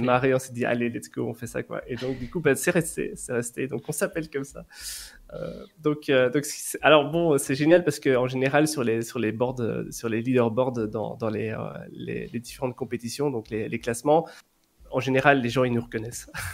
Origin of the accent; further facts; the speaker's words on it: Belgium; je suis belge, j'habite en Belgique.